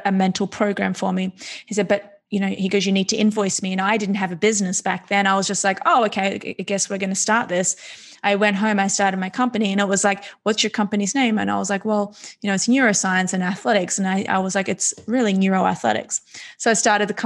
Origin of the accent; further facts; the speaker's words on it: Australia; I was born and raised in Australia to immigrant parents